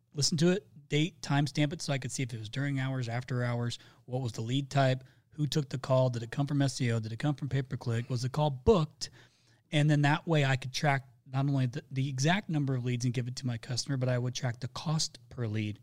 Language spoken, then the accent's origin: English; Indiana, United States; I'm from Indiana